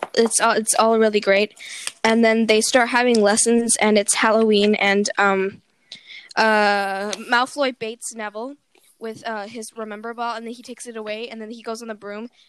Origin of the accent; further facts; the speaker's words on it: Canada; I'm Canadian